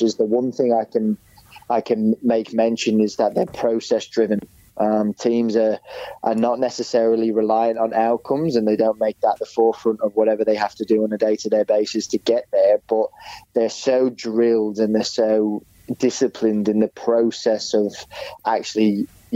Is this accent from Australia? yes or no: yes; Perth, Western Australia, Australia; born or raised there